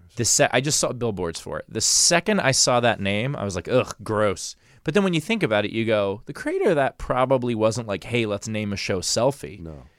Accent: New York City, New York, United States; I grew up in New York City. I grew up in Queens

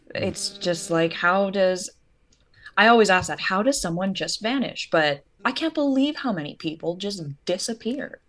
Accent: Canada; Canadian. I'm Canadian.

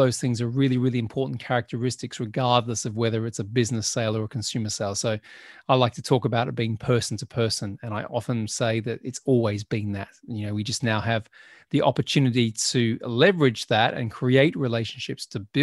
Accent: Australia; now in United Kingdom; I grew up in Australia

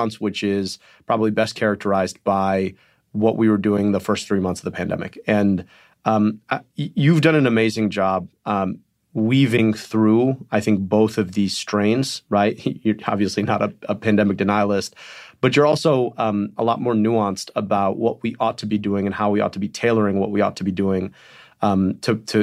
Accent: Michigan, United States; In Michigan, my home state

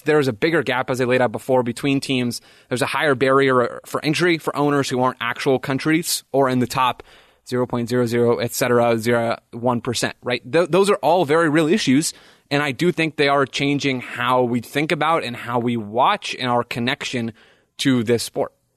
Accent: United States

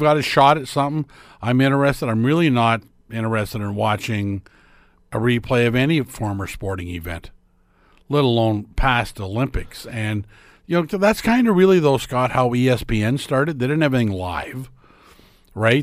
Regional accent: Lindsay?, Ontario, Canada; moved away; small town, Ontario, it was so great. I mean, I grew up in Linden

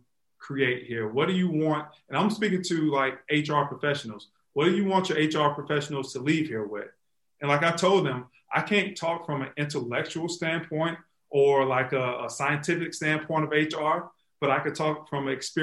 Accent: Florida, United States; moved away as an adult; also born or lived in Chicago; when I moved back to Florida, she lives here in my hometown.

